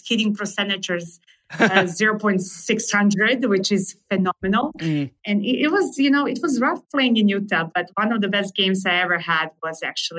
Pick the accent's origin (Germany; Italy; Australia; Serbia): Serbia; English is a second language; moved away as an adult; also born or lived in Wyoming, United States; now in United States; So I was born and raised in Serbia.